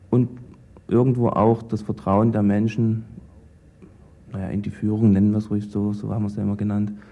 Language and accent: German; East Germany, Germany; Ich bin 28 Jahre, bin eigentlich in diesem System groß geworden. Wenn man so will, ich bin ein Kind des Sozialismus. Mein Vater stammt aus Ostpreußen